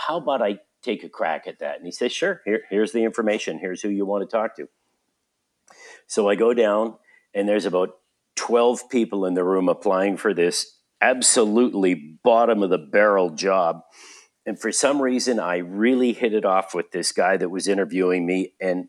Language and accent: English; Vancouver, British Columbia, Canada; moved away as an adult; also born or lived in Grand Forks / Red Deer / Calgary; I grew up in Vancouver, and I went to high school at Sir Winston Churchill in Vancouver